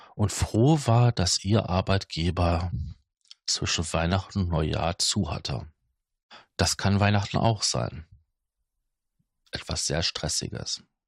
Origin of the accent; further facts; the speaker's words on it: Ruhr area, North Rhine-Westphalia, Germany; bei uns im Ruhrgebiet